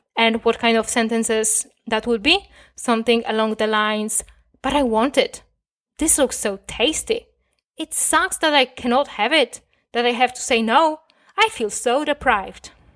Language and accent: English; Poland; first language Polish; English is a second language; I was raised in Poland. Most of my years on this planet, I spent talking, uh, and thinking in Polish